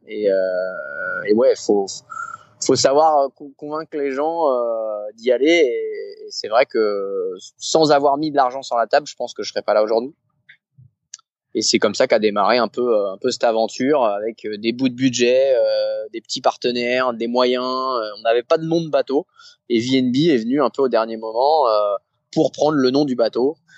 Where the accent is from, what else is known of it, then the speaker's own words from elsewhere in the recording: Saint-Malo, Brittany, France; moi je suis de Saint-Malo